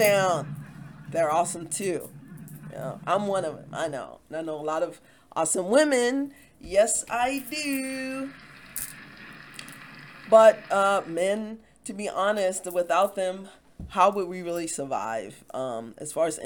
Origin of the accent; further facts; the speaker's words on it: Baltimore, Maryland, United States; I'm from Baltimore